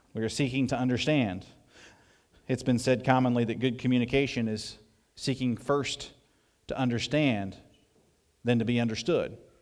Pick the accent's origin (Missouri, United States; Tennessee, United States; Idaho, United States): Missouri, United States; southeast; moved away; in the foothills of southeast Missouri where I grew up